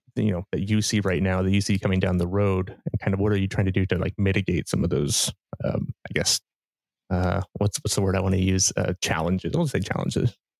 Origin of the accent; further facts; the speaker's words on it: Ohio, United States; moved away; I'm from Ohio originally